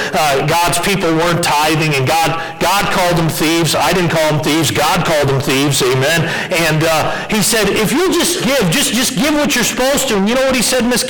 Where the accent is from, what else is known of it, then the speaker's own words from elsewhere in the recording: Westfield, Massachusetts, United States; moved away; I grew up in Westfield, Massachusetts